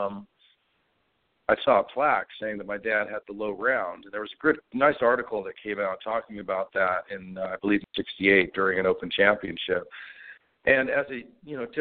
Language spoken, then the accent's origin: English; West Coast, United States; also born or lived in Scotland; as an American from the West Coast